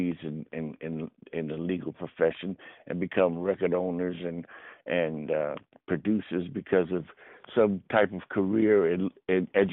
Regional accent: the New York area, United States; moved away; also born or lived in Los Angeles; I grew up in the New York area

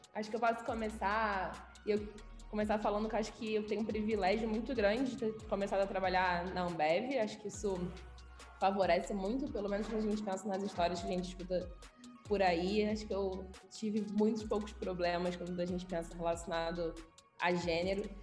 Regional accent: Rio de Janeiro, Brazil; moved away as an adult; now in Belo Horizonte, Brazil; sou carioca, nascida e criada no Rio. Vim para BH tem um ano, mais ou menos.

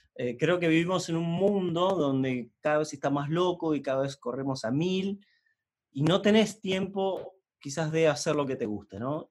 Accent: Neuquén, Argentina; yo soy de Noquén

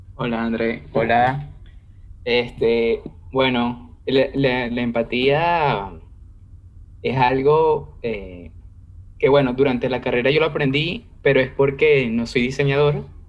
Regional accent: Venezuela; yo soy de Venezuela

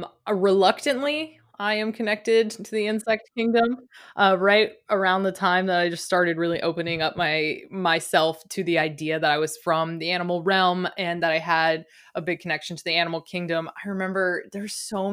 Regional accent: East Coast, United States; also born or lived in Midwest; growing up on the East Coast and then living in the Midwest in those summers

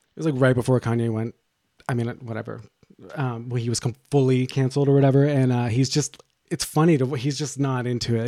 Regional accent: Boston, Massachusetts, United States; moved away

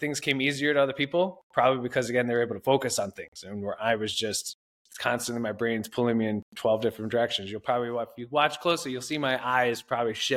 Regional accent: Toledo, Ohio, United States; moved away as an adult; I grew up in Toledo, Ohio, a family of 5.

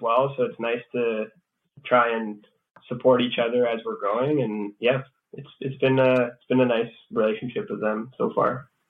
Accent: Sudbury, Ontario, Canada; moved away as an adult; also born or lived in Chelmsford, Ontario / Montreal, Quebec; I grew up here in Sudbury, and um, I grew up on a cattle farm in Chelmsford

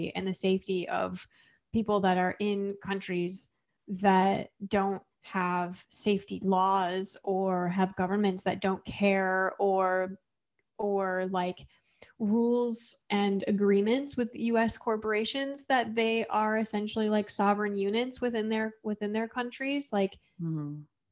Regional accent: Flint, Michigan, United States; I'm from Flint, Michigan

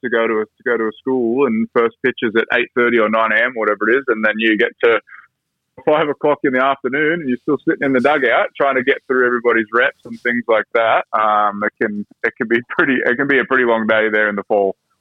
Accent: Sydney, New South Wales, Australia; also born or lived in United States; I grew up in Sydney

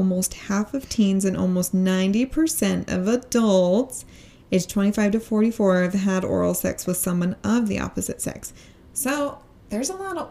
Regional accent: Utah, United States; we grew up in Utah. We're here recording in Utah

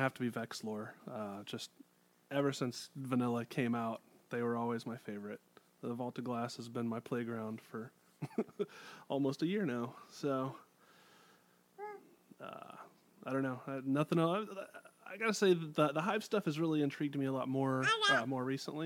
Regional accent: Houston, Texas, United States; I'm also a Texan, actually. I'm from down in Houston

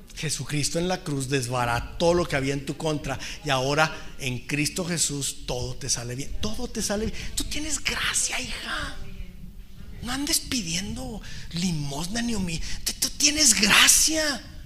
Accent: Mexico; como mexicanos

